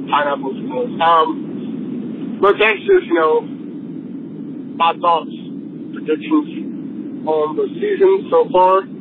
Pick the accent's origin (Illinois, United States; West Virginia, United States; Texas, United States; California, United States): Texas, United States; now in Colorado, United States; I'm not from Colorado. I'm from Texas.